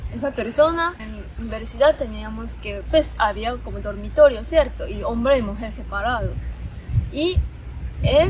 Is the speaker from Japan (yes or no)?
yes; Japan; Spanish is a second language; moved away as an adult; also born or lived in Colombia / China; yo soy de Japón